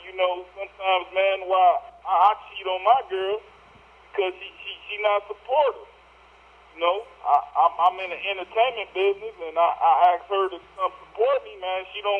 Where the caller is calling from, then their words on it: Omaha, Nebraska, United States; man. I'm calling from Omaha, Nebraska.